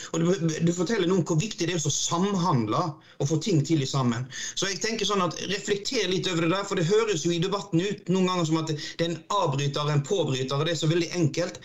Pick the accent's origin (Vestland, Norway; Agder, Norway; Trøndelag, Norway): Vestland, Norway; Odda; jeg kommer jo fra Odda, det er et industrisamfunn. Og når jeg vokste opp, så var fjorden eh, rødere enn rød